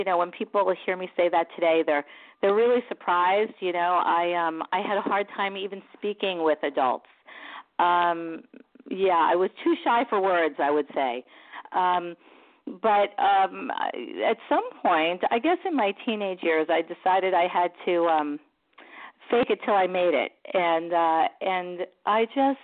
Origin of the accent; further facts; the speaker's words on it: New York City, New York, United States; also born or lived in Long Island; I grew up in Brooklyn, and my dad would used to build our furniture